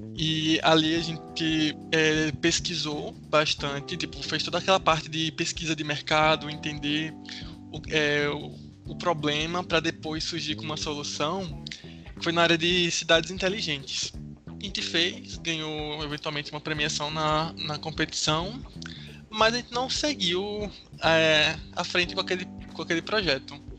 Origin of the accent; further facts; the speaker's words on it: Recife, Pernambuco, Brazil; eu estudo engenharia da computação, sou de Recife.